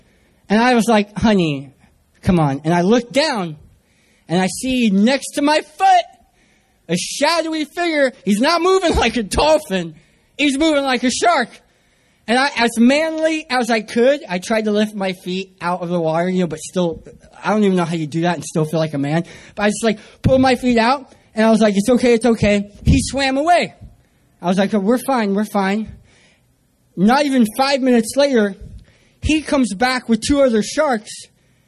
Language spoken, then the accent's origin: English; San Diego, California, United States; I'm from San Diego, California